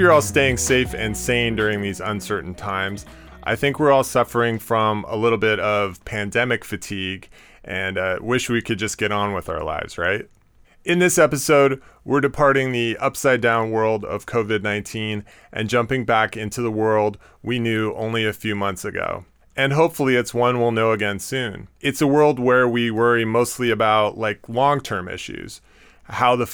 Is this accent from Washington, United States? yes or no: yes; Seattle, Washington, United States; now in New York, United States; I'm from Seattle